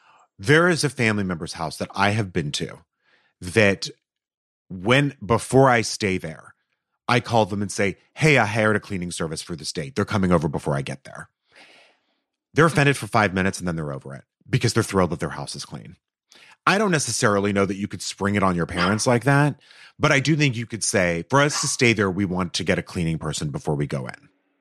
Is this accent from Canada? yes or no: yes; Canada; My mom is from Japan. I was raised in Canada.